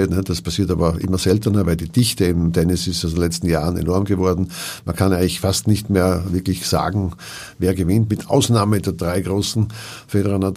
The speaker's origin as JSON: {"language": "German", "region": "Hamburg", "country": "Germany", "tie": "born or raised there", "said": "Ich will ja in meiner Heimatstadt Hamburg spielen."}